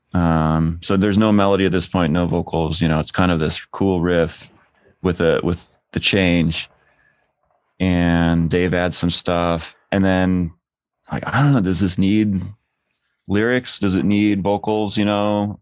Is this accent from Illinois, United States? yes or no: no; outside of Portland, Oregon, United States; I grew up outside of Portland